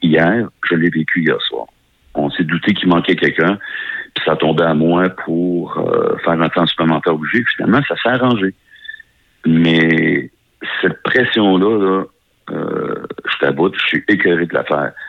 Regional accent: Beauce, Quebec, Canada; je viens de la Beauce

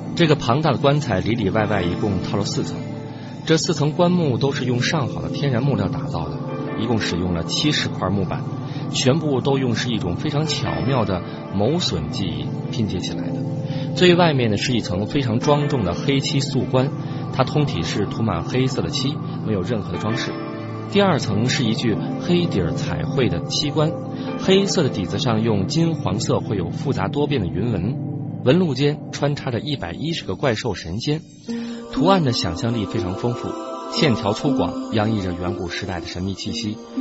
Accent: Hunan, China; 我们湖南土话

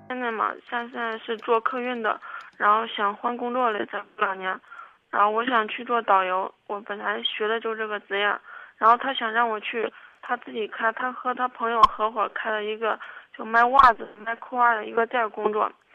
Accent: Kaifeng, Henan, China; also born or lived in Zhengzhou; 我家老家开封的，然后我们家人现在就基本上我爸妈都来郑州了

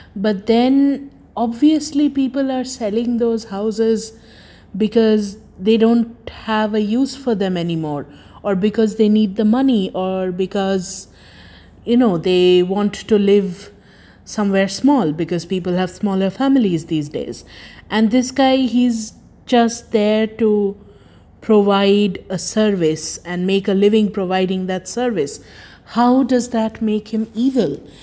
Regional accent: Kolkata, West Bengal, India; moved away; also born or lived in Germany; I was born there in Kolkata

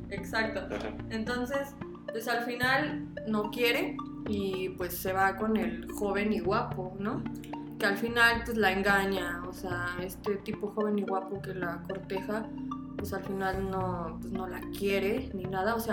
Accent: Veracruz, Mexico; moved away; also born or lived in Mexico City; mi familia es de Veracruz, entonces la neta es que sí, ando, soy bien jarocha.

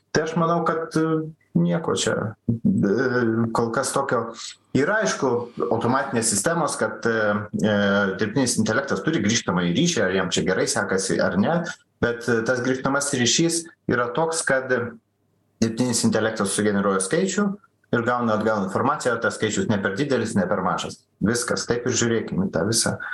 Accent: Lithuania

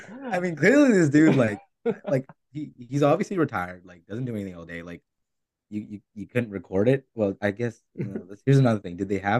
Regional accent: Bay Area, California, United States; we are all from the Bay Area.

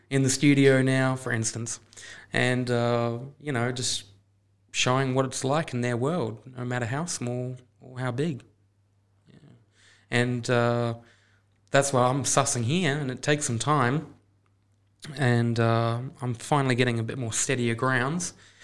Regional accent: New Zealand; It's like when I was growing up in New Zealand, I was riding motorbikes, and I'd just do little trips with my family

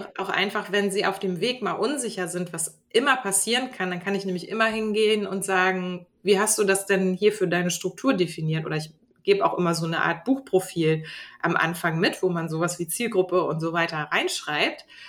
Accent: Hamburg, Germany; moved away as an adult; now in Glückstadt, Germany; ich bin gebürtige Hamburgerin

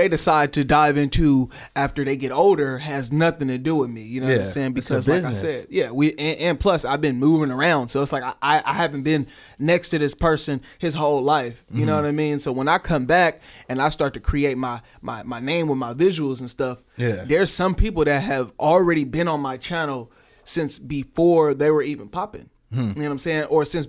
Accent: Oakland, California, United States; I'm from Oakland, but I'm really from all over at the same time.

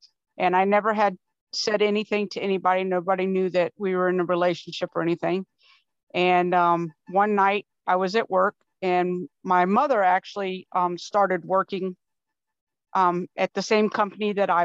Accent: Florida, United States; now in Wisconsin, United States; I'm originally from Florida, and my family's from Georgia.

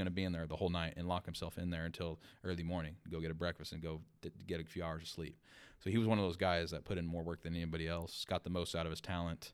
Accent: Bakersfield, California, United States; moved away as an adult; also born or lived in Los Angeles / Big Sur; born and raised in Bakersfield

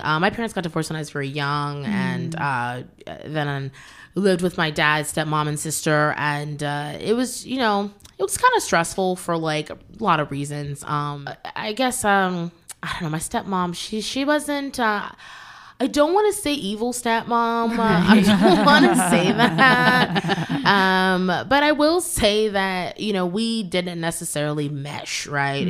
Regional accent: Manassas, Virginia, United States; I grew up there, and it definitely was an interesting experience. I'm thankful, even though I grew up in Virginia

